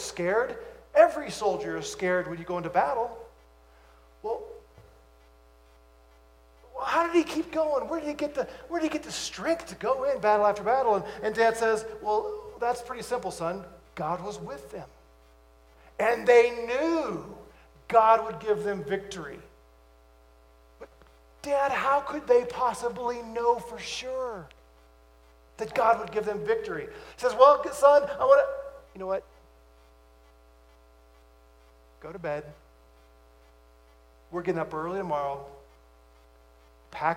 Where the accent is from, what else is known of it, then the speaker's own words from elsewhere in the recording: United States; as an American